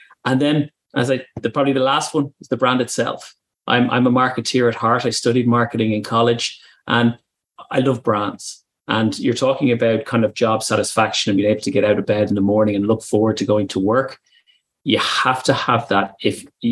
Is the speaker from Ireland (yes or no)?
yes; Ireland; accent: Irish; moved away as an adult; also born or lived in Germany; now in United Kingdom; as you can tell from my accent, I'm Irish. And I moved over from Ireland to Germany back in 2014.